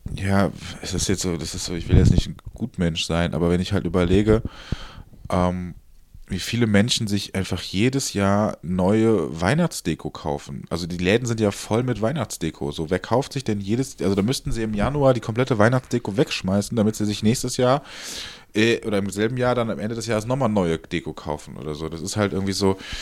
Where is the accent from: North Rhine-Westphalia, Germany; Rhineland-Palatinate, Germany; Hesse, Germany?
North Rhine-Westphalia, Germany; Cologne; ich bin Kölner durch und durch